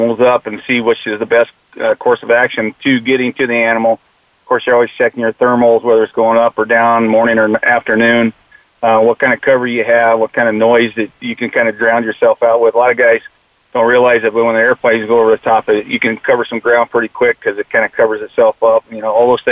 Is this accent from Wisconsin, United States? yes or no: no; Phoenix, Arizona, United States; born and raised in Phoenix, Arizona, and went to school, like you said, over at Paradise Valley